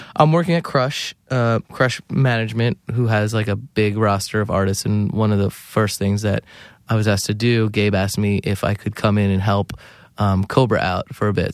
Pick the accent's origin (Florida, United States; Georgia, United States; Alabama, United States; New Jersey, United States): New Jersey, United States; growing up in New Jersey